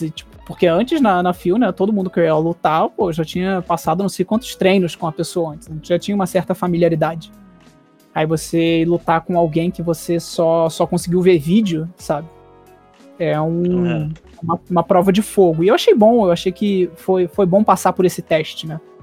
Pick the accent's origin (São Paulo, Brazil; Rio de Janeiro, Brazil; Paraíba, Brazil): Rio de Janeiro, Brazil; Mesmo sendo carioca